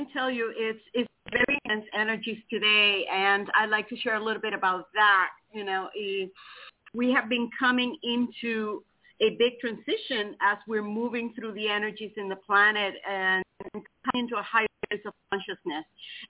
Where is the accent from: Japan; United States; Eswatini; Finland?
United States; Titusville, Florida; Good morning, everybody. This is … I'm from Titusville, Florida.